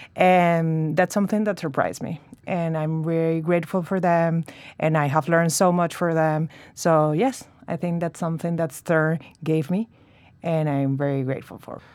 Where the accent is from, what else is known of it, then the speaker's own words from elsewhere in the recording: Venezuela; moved away as an adult; also born or lived in Chicago, United States; now in New York, United States; I'm from Venezuela, and we moved to the States four years ago, my husband